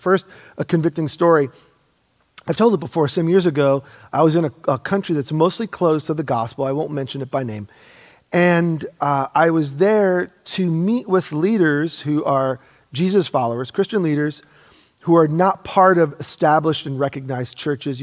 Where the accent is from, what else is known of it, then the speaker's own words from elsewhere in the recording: United States; also born or lived in Oregon; born and raised in America